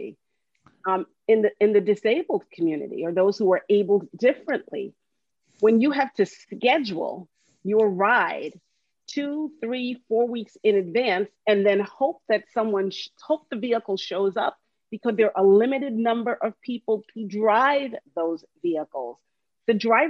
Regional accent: Long Island, New York, United States; moved away; also born or lived in New Jersey; I lived in New Jersey for 20-something years. I was born and raised in Long Island

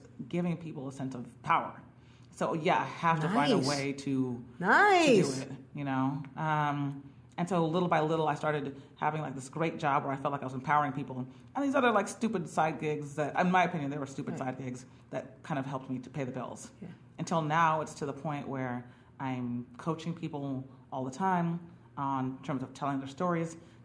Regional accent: Bay Area, California, United States; moved away as an adult; also born or lived in Los Angeles, California; now in New York, United States; I went to school at UCLA, but I'm from the Bay Area.

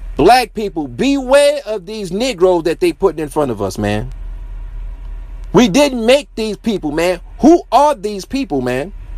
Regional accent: Detroit, Michigan, United States; I'm from Detroit

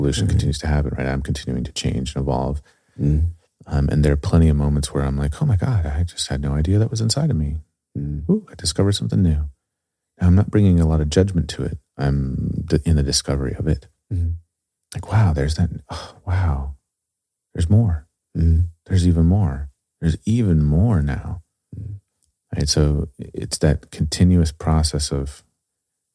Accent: United States; as an American

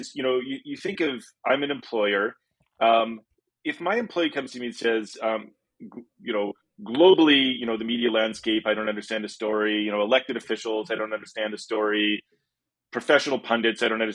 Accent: Canada; as a Canadian visiting

